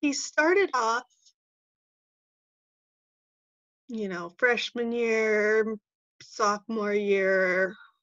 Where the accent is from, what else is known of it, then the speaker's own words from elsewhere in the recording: California, United States; moved away as an adult; also born or lived in Fort Collins, Colorado; I grew up in California and I moved to Colorado, to Fort Collins, Colorado, to go to school